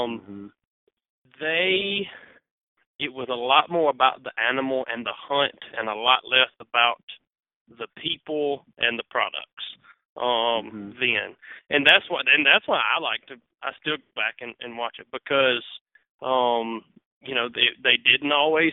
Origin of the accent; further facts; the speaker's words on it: Mississippi, United States; I'm from Mississippi